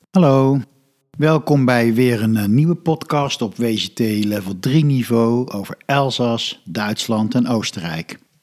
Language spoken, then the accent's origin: Dutch; Netherlands